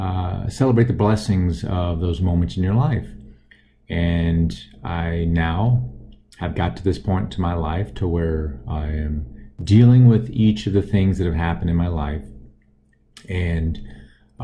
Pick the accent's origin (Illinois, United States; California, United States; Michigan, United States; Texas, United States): Texas, United States; Austin; I grew up in Austin, Texas